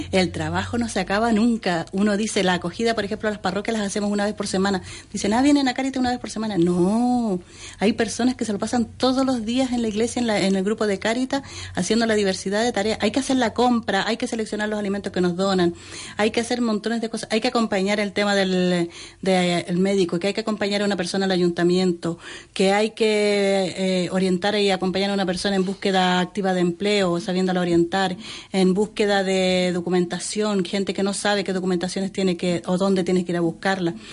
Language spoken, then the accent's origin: Spanish; Chile; moved away as an adult; now in Spain